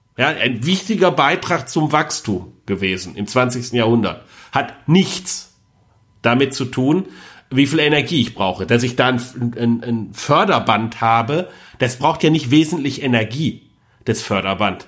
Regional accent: Rhineland, Germany; als Rheinländer

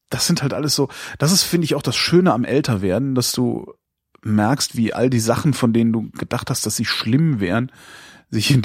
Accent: Lünen, North Rhine-Westphalia, Germany; Ich komme aus Lünen

